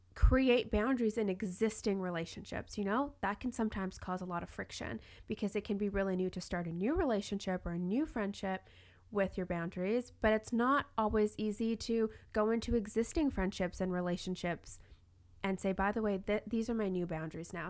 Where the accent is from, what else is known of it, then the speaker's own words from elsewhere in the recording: Toronto, Ontario, Canada; now in Vancouver, Canada; I'm actually from Toronto, not Vancouver